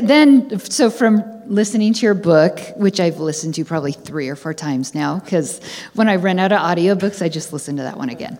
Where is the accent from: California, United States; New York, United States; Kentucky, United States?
California, United States; San Francisco area; I'm from the San Francisco area